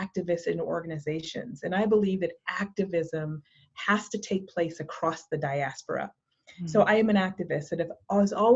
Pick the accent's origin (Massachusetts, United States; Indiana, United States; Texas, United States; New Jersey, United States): Massachusetts, United States; I am from Massachusetts, from New England, and I grew up in a small beach town